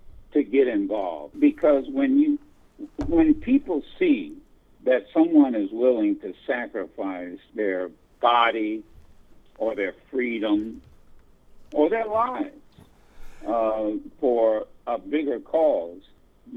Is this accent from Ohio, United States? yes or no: yes; Dayton, Ohio, United States; moved away; also born or lived in Detroit, Michigan / Flint, Michigan; I was born and reared in Dayton, Ohio.